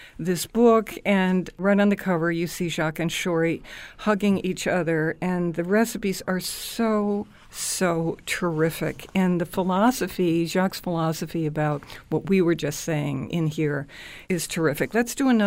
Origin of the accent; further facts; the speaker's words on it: Scotland, United Kingdom; I'm Scottish